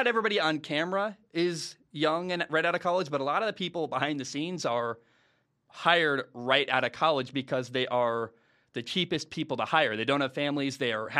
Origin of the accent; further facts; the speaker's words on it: Northwest, United States; when I grew up in the Northwest, Root Sports is the one that carries the Mariners baseball games